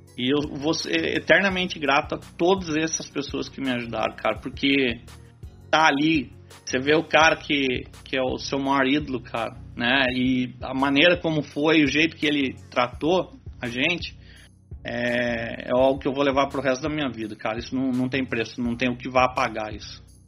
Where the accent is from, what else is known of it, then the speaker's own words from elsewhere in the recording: Brazil; sou brasileiro